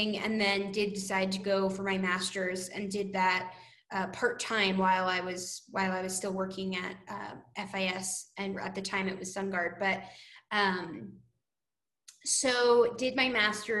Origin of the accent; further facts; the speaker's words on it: New Jersey, United States; also born or lived in Bethlehem, Pennsylvania / New York City; I am from New Jersey originally, so wasn't too far from PA